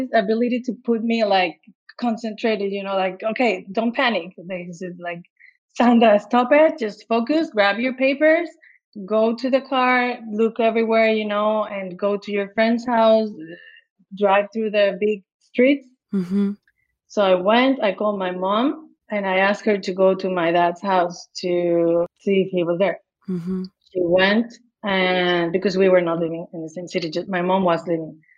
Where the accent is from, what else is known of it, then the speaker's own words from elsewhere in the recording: Jalisco, Mexico; English is a second language; moved away as an adult; also born or lived in Guadalajara, Mexico / Miami, United States / New York, United States; now in Los Angeles, United States; I came from Mexico, from Guadalajara